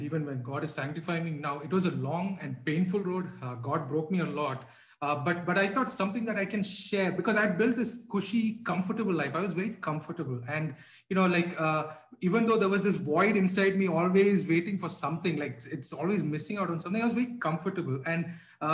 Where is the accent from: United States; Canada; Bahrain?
Bahrain; When I was growing up in Bahrain